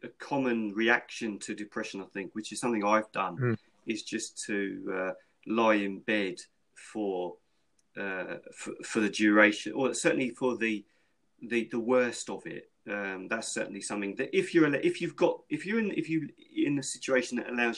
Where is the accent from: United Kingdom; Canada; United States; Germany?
United Kingdom; London; growing up in London when I was a child, you had to be streetwise